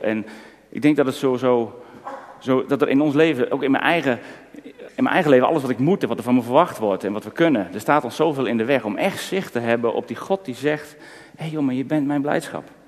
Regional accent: Netherlands; voor ons Nederlanders

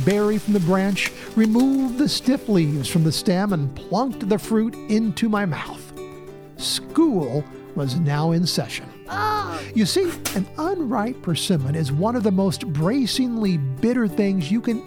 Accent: Indiana, United States; native to my home state

